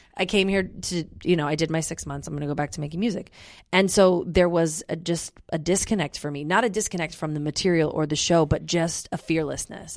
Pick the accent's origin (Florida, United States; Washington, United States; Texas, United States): Washington, United States; Olympia; I'm from Olympia.